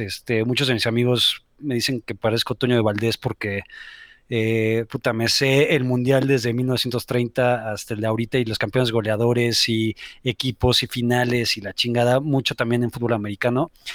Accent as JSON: {"language": "Spanish", "region": "Mexico City", "country": "Mexico", "also_born_or_lived": "Spain", "said": "soy de la Ciudad de México"}